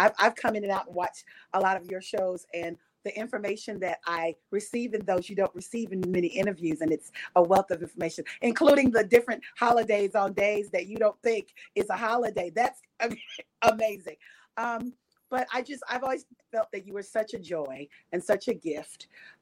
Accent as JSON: {"language": "English", "town": "Louisville", "region": "Kentucky", "country": "United States", "moved": "yes", "said": "I'm from Louisville, Kentucky"}